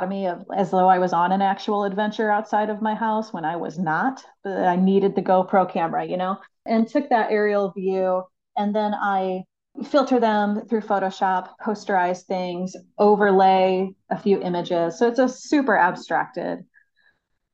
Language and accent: English; St. Louis, Missouri, United States; also born or lived in Abiquiu, New Mexico; I was born and raised here in St. Louis, and it's where I reside now